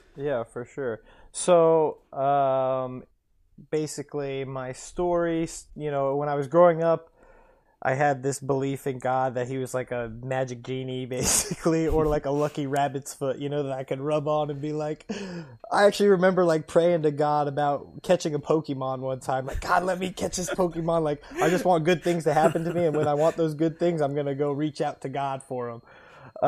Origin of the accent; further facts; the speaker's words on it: Cincinnati, Ohio, United States; growing up in Cincinnati in the soccer cult